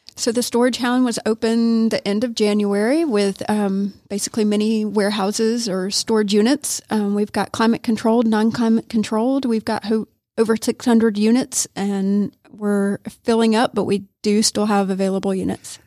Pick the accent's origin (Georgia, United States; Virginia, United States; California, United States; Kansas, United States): Georgia, United States; Augusta; moved away as an adult; now in Rome, United States; I'm from Augusta